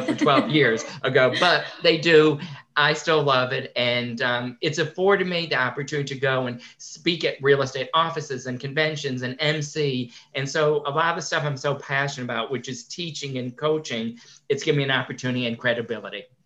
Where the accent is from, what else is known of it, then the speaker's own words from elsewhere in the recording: Connecticut, United States; I grew up in Connecticut